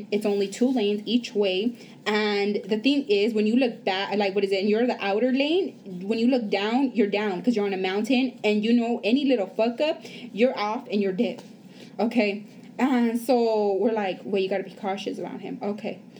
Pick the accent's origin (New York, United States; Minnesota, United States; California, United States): California, United States; Los Angeles; so we come from East LA. We do not come of what we would call privilege.